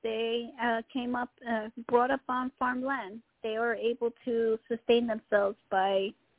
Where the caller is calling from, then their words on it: Tennessee, United States; I'm calling from Tennessee.